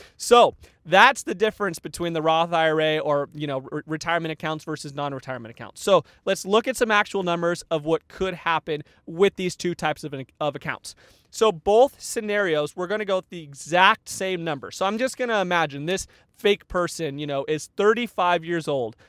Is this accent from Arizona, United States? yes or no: yes; Tucson, Arizona, United States; moved away; I grew up in Tucson, Arizona, where it is hot, all the time